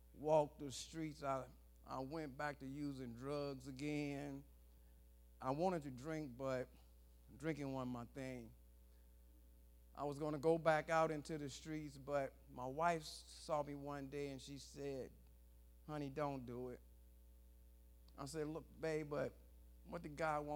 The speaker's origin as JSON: {"language": "English", "town": "Detroit", "region": "Michigan", "country": "United States", "tie": "born or raised there", "moved": "as an adult", "lives_now": "California, United States", "said": "I come from Detroit, Michigan. I came up as a gangster back there"}